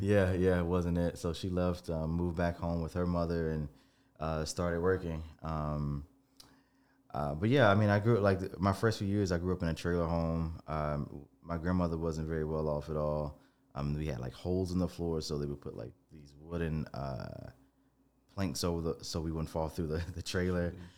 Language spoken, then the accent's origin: English; Tuscaloosa, Alabama, United States; I was born in Tuscaloosa